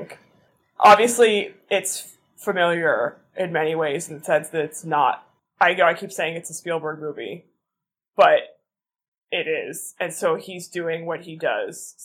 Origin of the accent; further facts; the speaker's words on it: Boston, Massachusetts, United States; I am from Boston